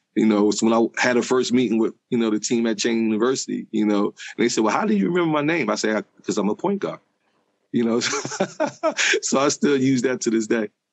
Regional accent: Philadelphia, Pennsylvania, United States; I grew up in South Philadelphia.

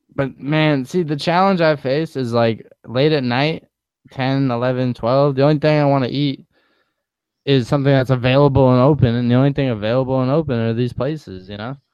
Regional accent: East Coast, United States; growing up in the East Coast

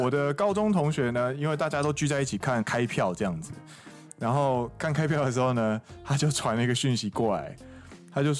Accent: Kaohsiung, Taiwan; 我只有一句话：林北高雄人啦！

